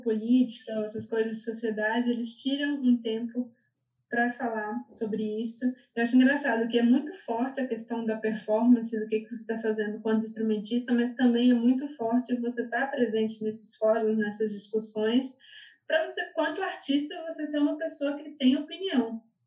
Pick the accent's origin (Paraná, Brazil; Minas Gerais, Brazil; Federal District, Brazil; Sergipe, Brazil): Minas Gerais, Brazil; moved away as an adult; also born or lived in São Paulo, Brazil / Berlin, Germany; now in Germany; Eu sou de Minas